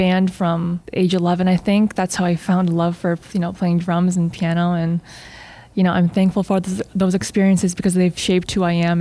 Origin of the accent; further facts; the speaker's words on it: North Aurora, Illinois, United States; moved away as an adult; now in New York, United States; I grew up in North Aurora.